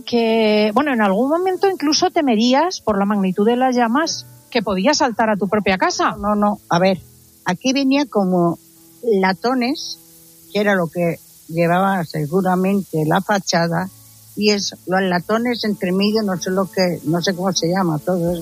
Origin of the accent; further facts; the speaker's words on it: Valencian Community, Spain; Soy valenciana